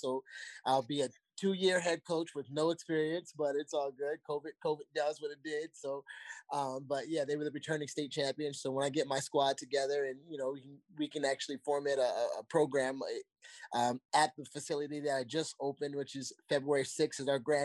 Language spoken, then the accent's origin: English; Virginia Beach, Virginia, United States; also born or lived in Indiana; Me and Brian Wells used to run the city of Virginia Beach in middle school together